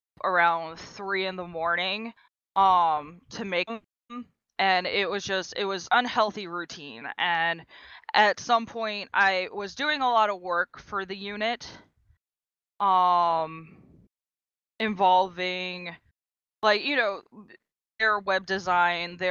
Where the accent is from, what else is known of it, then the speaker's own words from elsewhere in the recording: Maryland, United States; I'm from the East Coast in a very, very small state just below New York and Pennsylvania. It's called Maryland